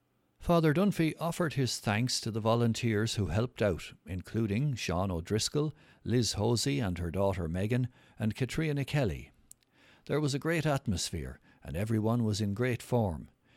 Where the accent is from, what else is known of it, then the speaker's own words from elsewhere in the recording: Romania; moved away; I was never into gardening or growing vegetables when I was growing up in Romania, and I was always giving out to my parents for dragging us around gardening places.